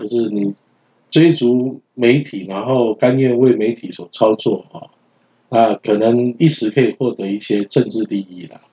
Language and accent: Chinese; Taiwan; 作为一个台湾人